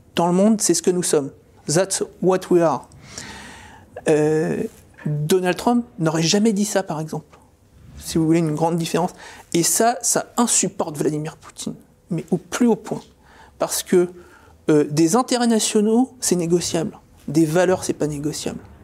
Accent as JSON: {"language": "French", "country": "France", "said": "Je suis un Français souverainiste"}